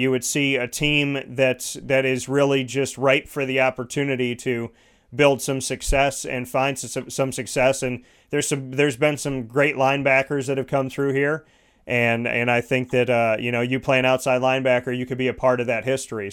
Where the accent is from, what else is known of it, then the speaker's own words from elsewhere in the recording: Syracuse, New York, United States; growing up in Syracuse